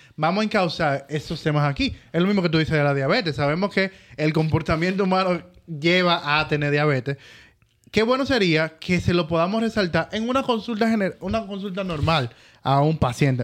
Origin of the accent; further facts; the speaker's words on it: Dominican Republic; nosotros como República Dominicana